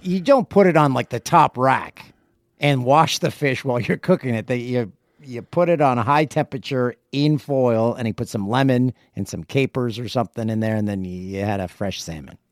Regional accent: Canada; I grew up in Canada

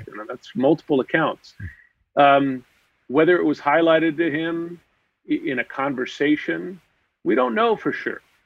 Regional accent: United States; just as an American

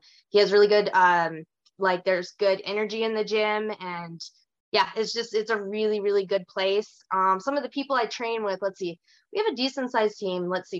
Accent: Kalispell, Montana, United States; now in Bozeman, United States; I was born in Kalispell, and as of like a year and a half ago, I was born and raised there.

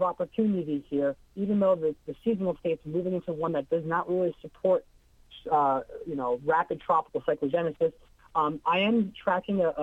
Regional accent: Long Island, New York, United States; I grew up on Long Island, New York

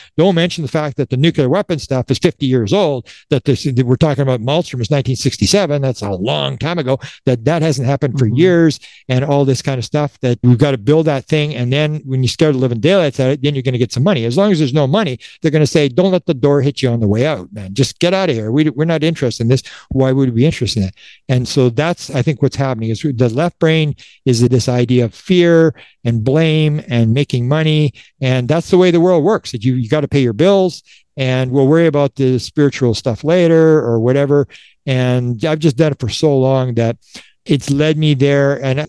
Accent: Canada; I'm a Canadian. You got you Americans.

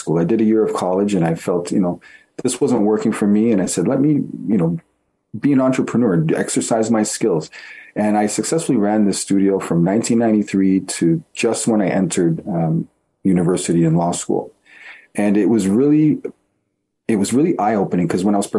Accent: Toronto, Ontario, Canada; I was born and raised in Toronto

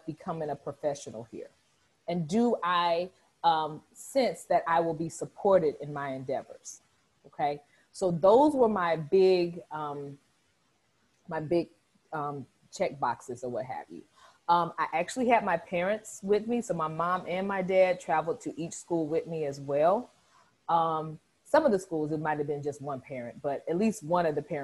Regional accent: Southern Illinois, United States; moved away as an adult; also born or lived in Northeast Missouri / St. Louis, Missouri; I'm from Southern Illinois, which is about 2.5 hours south of St. Louis

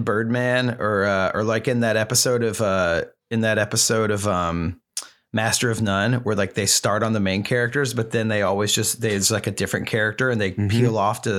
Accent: Brooklyn, New York, United States; And I was like, I'm from Brooklyn.

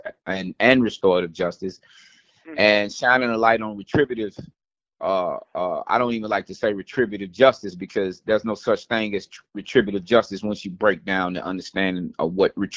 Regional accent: Nashville, Tennessee, United States; I'm originally from Nashville, Tennessee

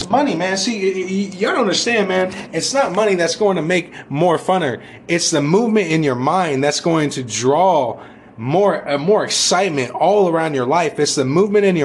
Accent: United States; We as American people

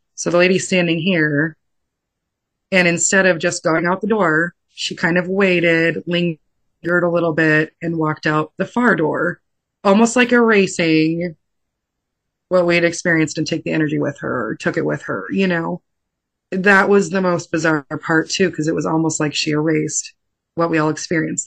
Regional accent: San Diego, California, United States; I'm from California, um, San Diego

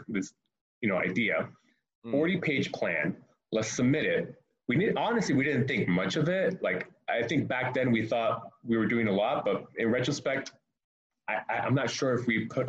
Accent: Miami, Florida, United States; I'm originally from Miami

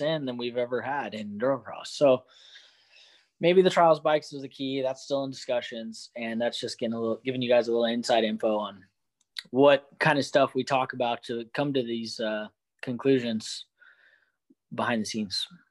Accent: Hollister, California, United States; now in Idaho, United States; I'm closer to my hometown down here, so I'll, I'll spend Christmas in Hollister.

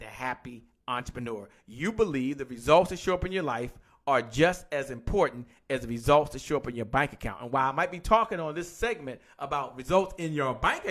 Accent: Washington, District of Columbia, United States; I'm from Washington, D.C., by the way, and I used to listen to a station called 93.9 WKYS KISS

